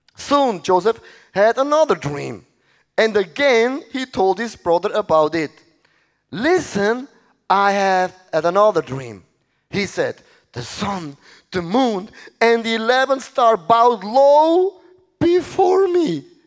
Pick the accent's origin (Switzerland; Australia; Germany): Switzerland